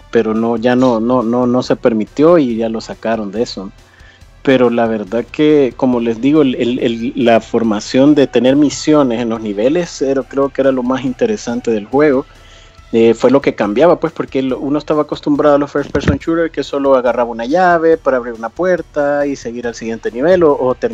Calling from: El Salvador; Eh, del Salvador.

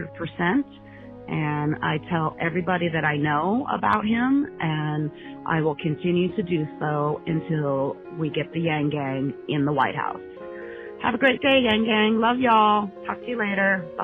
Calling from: Aravaca, Arizona, United States; I'm calling from Aravaca, Arizona

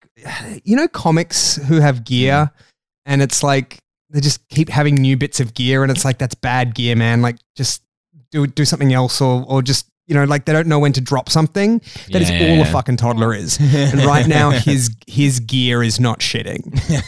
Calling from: Australia; I'm recording this from Australia. That's why I sound that's why my voice sounds that's like that.

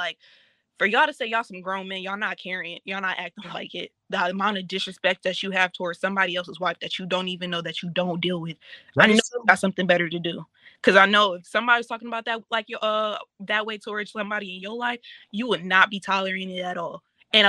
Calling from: Detroit, Michigan, United States

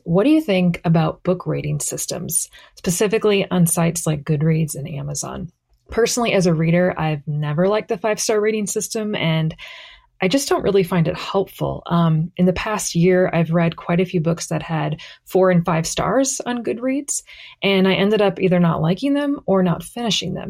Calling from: Madison, Wisconsin, United States; I'm calling from Madison, Wisconsin

